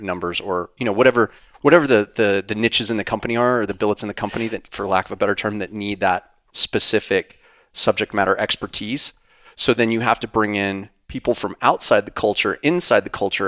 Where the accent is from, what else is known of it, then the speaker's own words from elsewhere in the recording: Wyoming, United States; in Wyoming where I grew up